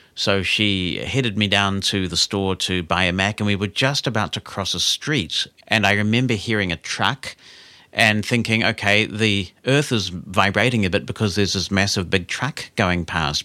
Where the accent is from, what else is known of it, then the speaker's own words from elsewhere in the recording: Auckland, New Zealand; we grew up in Auckland